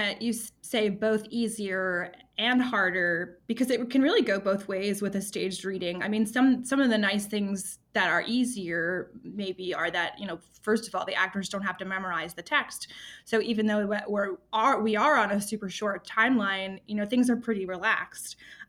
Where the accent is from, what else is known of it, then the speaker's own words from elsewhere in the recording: Wisconsin, United States; also born or lived in Chicago / New York / Arizona; now in Lincoln, United States; I moved here from Arizona, but I am originally from the Midwest, so this really cold weather is not too surprising to me. you know, I'm mostly Wisconsin